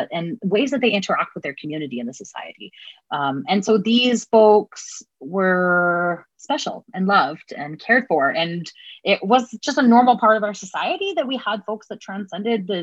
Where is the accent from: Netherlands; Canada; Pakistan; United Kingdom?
Canada; Edmonton, Alberta; I'm from Edmonton, or, you know, it's colonially known as Edmonton